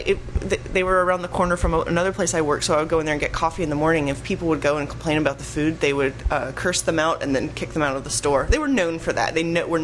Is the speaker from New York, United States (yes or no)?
no; Arkansas, United States; also born or lived in Portland; now in Austin, United States; I grew up in Arkansas.